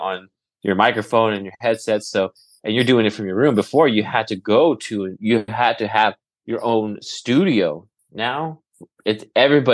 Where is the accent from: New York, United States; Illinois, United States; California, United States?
California, United States; Turlock; I wanted to be a TV reporter growing up in Turlock.